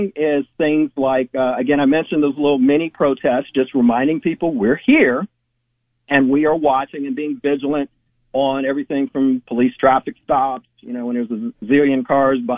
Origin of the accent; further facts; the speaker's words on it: Chicago, Illinois, United States; moved away as an adult; also born or lived in Westlake, Ohio; now in Rocky River, United States; I was born and raised in Chicago, actually, and I ended up in Ohio